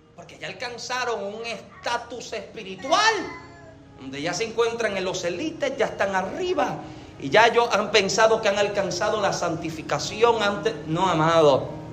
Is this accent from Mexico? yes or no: no; Yauco, Puerto Rico; yo nací en Yauco, Puerto Rico